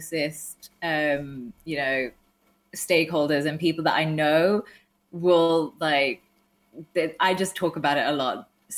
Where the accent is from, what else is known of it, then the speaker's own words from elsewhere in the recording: Walsall, West Midlands, United Kingdom; I'm from Walsall, which is like, we had the highest teenage pregnancy rate for most of my growing up.